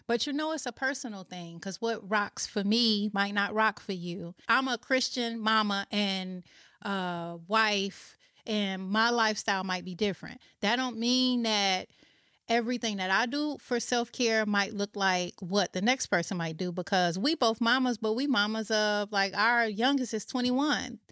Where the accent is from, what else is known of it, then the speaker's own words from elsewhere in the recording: Chicago, Illinois, United States; moved away; I am originally from Chicago